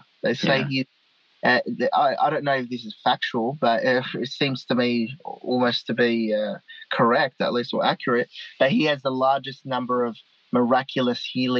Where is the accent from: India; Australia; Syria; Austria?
Australia; my parents are Lebanese migrants to Australia. I was born here in Australia.